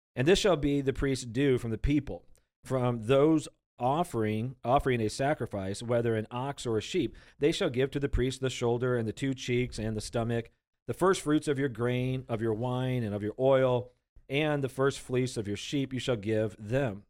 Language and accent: English; United States; We, we've been born and raised in America.